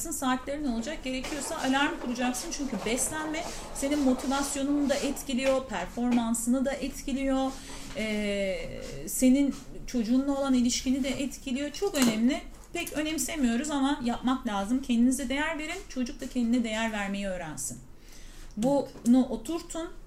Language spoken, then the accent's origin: Turkish; Mediterranean Region, Turkey; ben ya tabii ki biz şimdi Akdeniz insanıyız. Ee, bizim her şeyimiz tazecik. Pişiriyoruz, yiyoruz filan. Öyle büyüdüğüm için